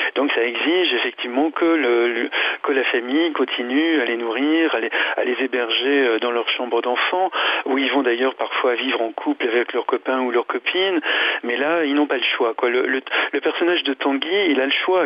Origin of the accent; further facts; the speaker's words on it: France; chez nous en France